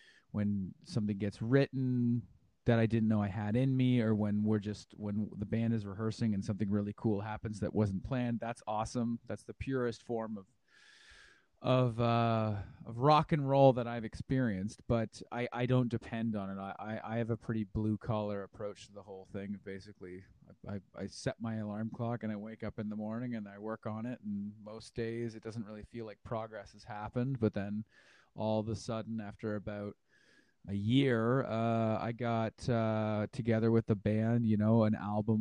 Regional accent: Dundas, Ontario, Canada; now in Hamilton, Canada; … and I grew up in Dundas. We were born in Dundas

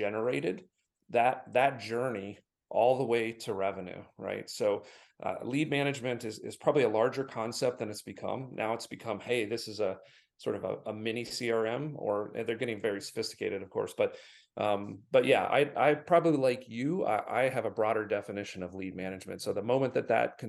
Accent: Michigan, United States; I'm from Michigan

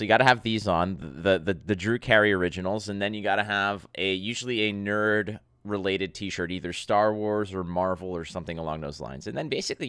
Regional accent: Montreal, Quebec, Canada; now in Mississauga, Canada; I am in Toronto. I'm born and raised in Montreal.

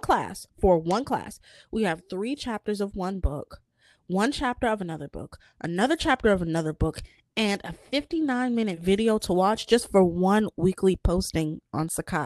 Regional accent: United States; I was born in America

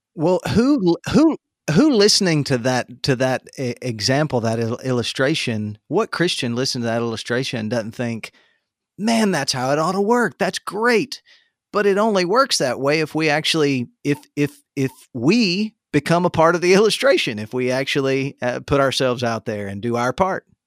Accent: the Panhandle of Florida, United States; my town growing up in the Panhandle of Florida

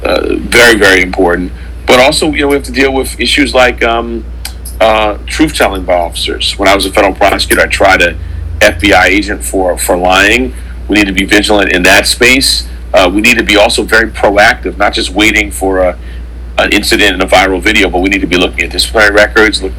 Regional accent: New York City, New York, United States; I grew up in Harlem, Central Harlem in the 80s

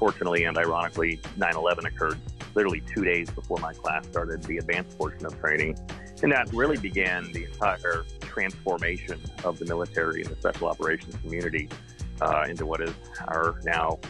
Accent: Dallas, Texas, United States; moved away as an adult; also born or lived in Oxford, England; now in California, United States; I grew up in Dallas, Texas. I live in California now, but I still claim to be a Texan.

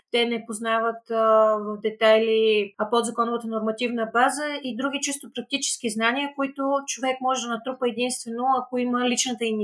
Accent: Plovdiv, Plovdiv Province, Bulgaria; аз съм родена в Пловдив

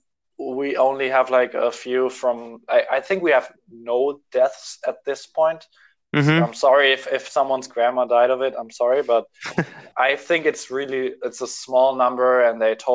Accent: Germany; I'm from Germany

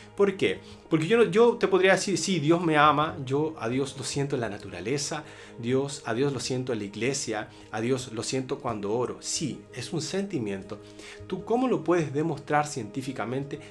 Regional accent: Chile; En mi país, Chile

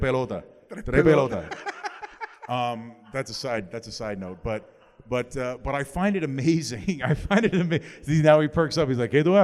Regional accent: Canada; now in Miami, United States; Growing up in Canada, coming here, living here for 20 years, 22 years of my life

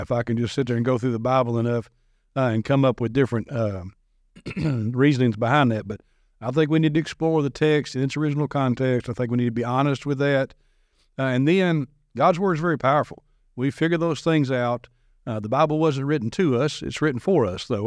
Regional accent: Madison, Tennessee, United States; grew up in Madison, went to a private Christian school from second grade through twelfth grade

